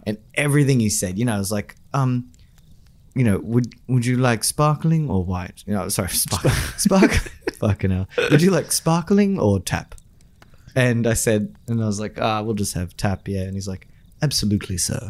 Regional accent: Australia; my hometown, Sugar Cane

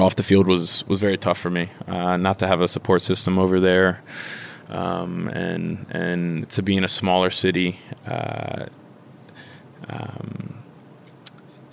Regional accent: Philadelphia, Pennsylvania, United States; moved away as an adult; also born or lived in Maryland / Germany; playing against Philadelphia Union in my hometown

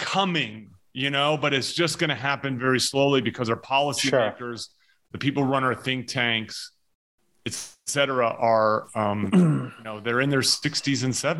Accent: New Jersey, United States; In New Jersey.

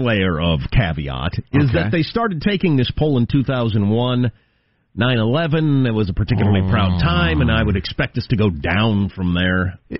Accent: United States; I'm very happy that I'm an American. I'm really happy I was born in the United States

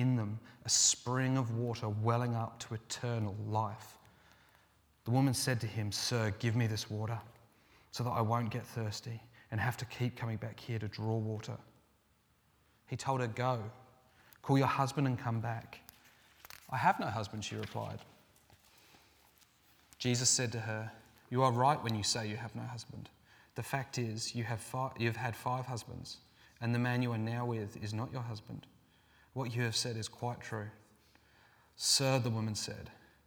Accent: England, United Kingdom; moved away; I'm from England

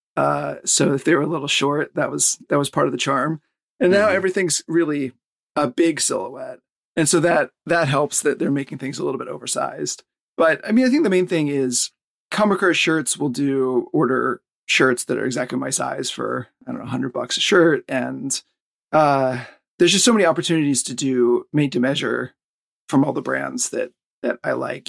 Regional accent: the South, United States; now in Tokyo, Japan; I'm from the South

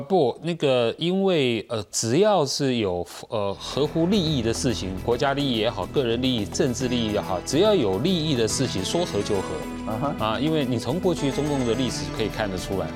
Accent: Taiwan; 我们台台湾人

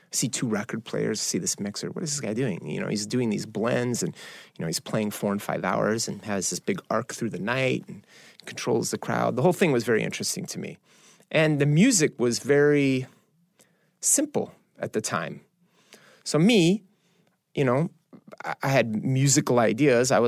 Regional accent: Chicago, Illinois, United States; I, I think, look, I, I'm growing up in Chicago.

